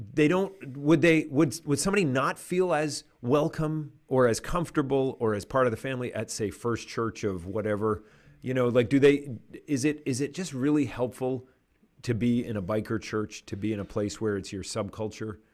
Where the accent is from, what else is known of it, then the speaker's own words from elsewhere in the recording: Canada; I'm a Canadian and we grew up in canoes